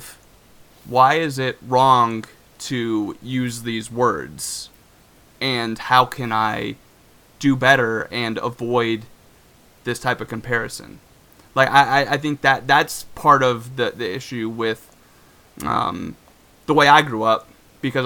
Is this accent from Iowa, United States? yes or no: yes; Iowa, United States; growing up in Iowa, I had maybe a handful of black kids in my school